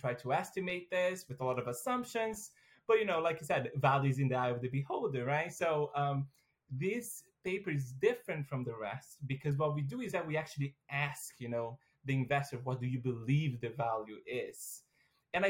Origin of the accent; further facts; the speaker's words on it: Brazil; moved away as an adult; now in United States; I am originally from Brazil. So I got a full ride scholarship to go study in the U.S.